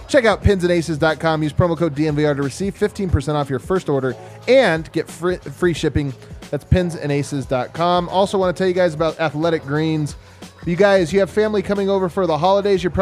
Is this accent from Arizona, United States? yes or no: yes; Arizona, United States; I am from Arizona, and I'm curious about your golf tur- tournament, sir.